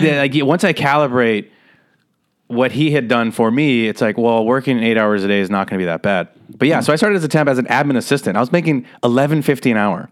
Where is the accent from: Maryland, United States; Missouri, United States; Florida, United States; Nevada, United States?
Nevada, United States; Las Vegas; moved away as an adult; also born or lived in San Diego / Los Angeles; I grew up in Las Vegas, Nevada